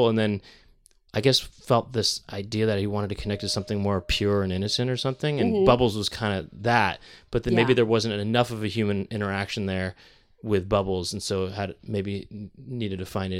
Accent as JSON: {"language": "English", "country": "United States", "tie": "born or raised there", "also_born_or_lived": "San Francisco", "said": "growing up in the United States"}